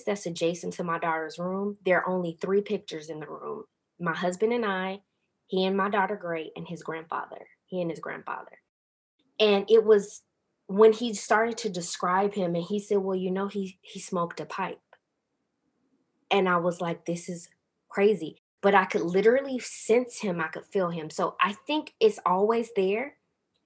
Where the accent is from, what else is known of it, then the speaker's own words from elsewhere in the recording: the South, United States; growing up in the South in a really deeply religious family